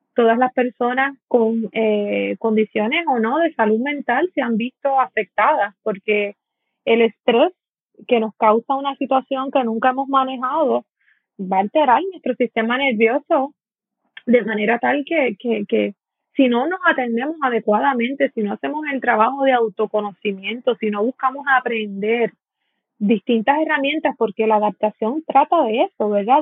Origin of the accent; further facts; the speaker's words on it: San Juan, Puerto Rico; now in Dorado, Puerto Rico; yo soy boricua. Yo soy de Puerto Rico, eh, nací en San Juan. Eh, actualmente llevo eh, treinta y unos cuantos años viviendo en Dorado, soy doradeña